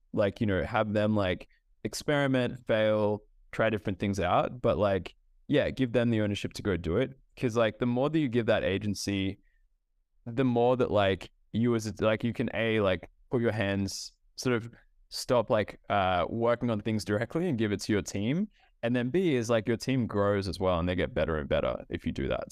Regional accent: Australia; also born or lived in Ethiopia; I grew up in Australia, um, in across Australia, but I'm originally from Ethiopia. So my family is from Ethiopia

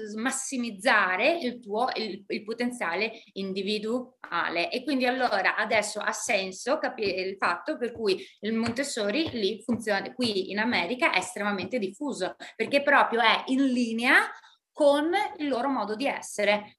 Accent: Italy; moved away; io sono nata in Italia, sono stata cresciuta

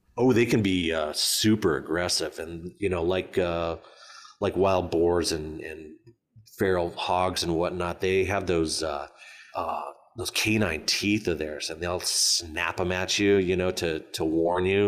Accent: Arizona, United States; I'm from Arizona

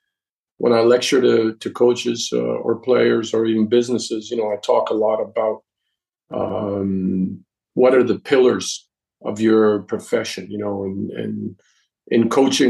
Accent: United States; first language English; moved away as an adult; also born or lived in Europe; I'm American born, but I spent most of my time in Europe. When I came back after, 36 years to the United States, it was a whole different world for me. You know, it was my native tongue, and these were people that I had grown up

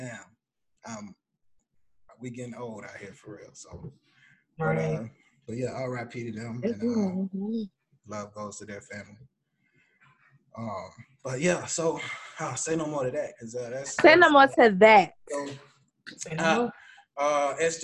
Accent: Panama; moved away; I was born in Panama, so I do have an island side to me.

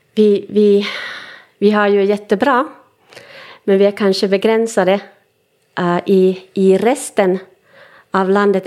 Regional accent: Finland; first language Swedish; jag är stolt finlandssvensk

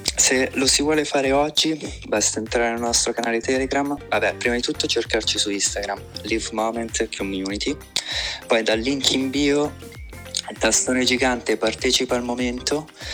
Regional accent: Como, Lombardy, Italy; sono di Como

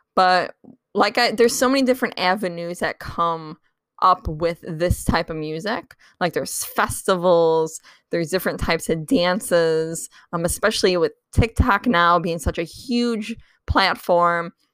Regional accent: Chicago, Illinois, United States; that's my hometown

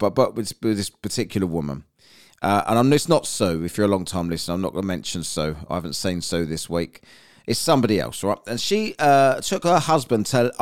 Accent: London, United Kingdom; accent: cockney; North London Arsenal fan, half the family's Arsenal, half the family's Tottenham. We're from North London

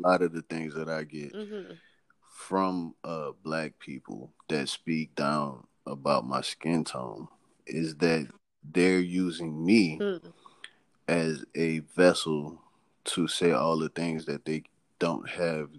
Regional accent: New Orleans, Louisiana, United States; I'm from New Orleans, Louisiana

